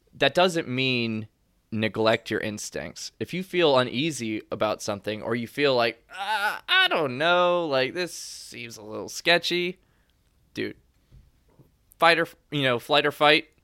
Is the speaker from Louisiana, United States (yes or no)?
yes; Louisiana, United States; moved away as an adult; also born or lived in Kentucky; Growing up in Louisiana, I call everyone baby all the time.